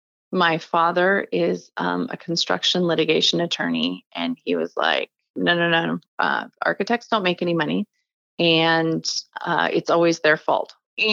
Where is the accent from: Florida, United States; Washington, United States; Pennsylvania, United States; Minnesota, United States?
Washington, United States; Mercer Island; also born or lived in Bellingham, Washington / New York City; I grew up on Mercer Island, actually in the house that I live in now. I was born in, I was born in Bellingham, north of Seattle, but my parents moved down here shortly after I was born and bought some property and built a house. And I was raised in the Seattle area.